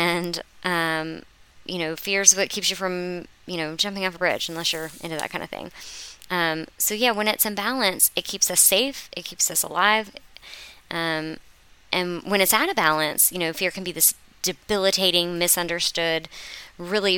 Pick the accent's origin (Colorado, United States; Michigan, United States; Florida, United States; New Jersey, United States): Florida, United States; I'm from Florida